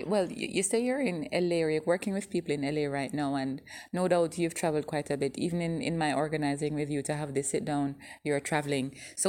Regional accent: Jamaica

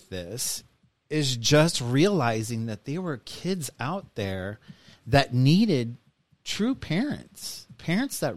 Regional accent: Kansas City, United States; now in Maryland, United States; I grew up in Kansas City metro area

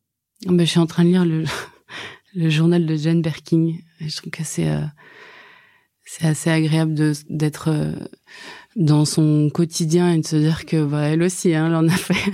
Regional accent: Brittany, France; je suis bretonne

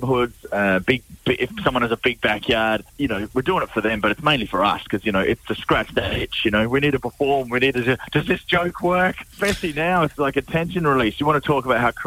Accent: Australia; now in Ireland; I'm Australian

